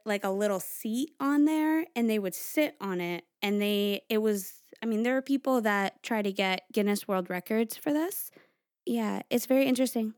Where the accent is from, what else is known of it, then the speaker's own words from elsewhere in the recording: Stratford, Connecticut, United States; I grew up in Stratford, Connecticut